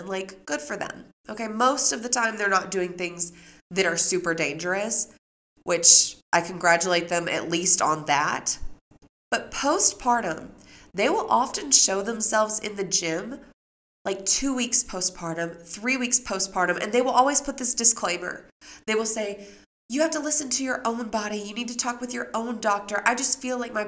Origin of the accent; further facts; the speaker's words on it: Memphis, Tennessee, United States; when I grew up in Memphis